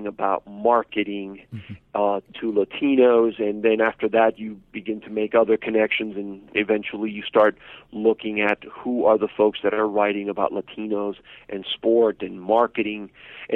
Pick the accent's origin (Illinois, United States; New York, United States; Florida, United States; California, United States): Florida, United States; Miami; now in Texas, United States; I grew up in Little Havana in Miami